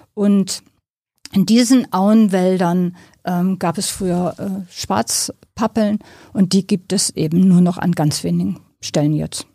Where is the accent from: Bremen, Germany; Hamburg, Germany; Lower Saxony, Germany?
Lower Saxony, Germany; near Buchholz in der Nordheide; Ich komme aus Niedersachsen, ähm, aus der Nähe von Buchholz in der Nordheide.